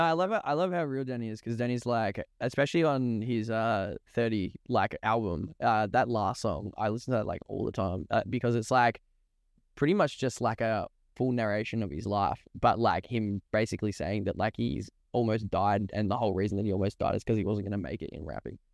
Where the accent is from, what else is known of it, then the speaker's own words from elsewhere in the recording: Ringwood, Victoria, Australia; I grew up in the Eastern Suburbs in Ringwood